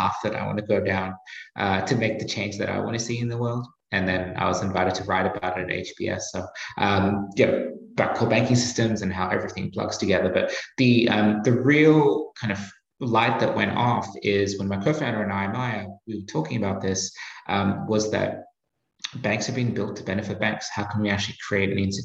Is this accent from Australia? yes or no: yes; Australia; accent: Australian; moved away as an adult; also born or lived in Asia / Boston; now in United States; you can probably tell from my accent, I'm Australian